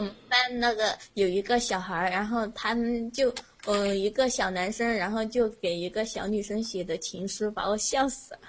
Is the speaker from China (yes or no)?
yes; Sichuan, China; 我试四川的，因为我们在你那个平翘舌部分嘛，然后就是说普通话很别扭